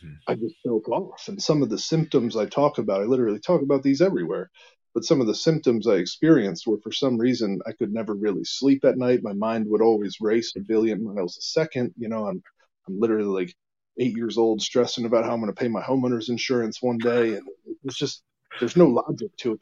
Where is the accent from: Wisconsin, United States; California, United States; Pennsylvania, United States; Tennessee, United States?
Pennsylvania, United States; Emmaus; my hometown of Emmaus, Pennsylvania, which is just a little tiny town south of Allentown